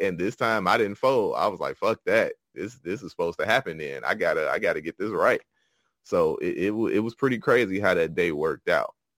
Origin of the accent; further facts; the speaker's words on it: Chicago, Illinois, United States; Originally from Chicago, Illinois